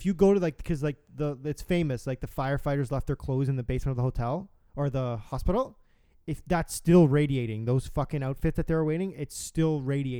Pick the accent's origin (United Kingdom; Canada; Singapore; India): Canada; We're Canadian.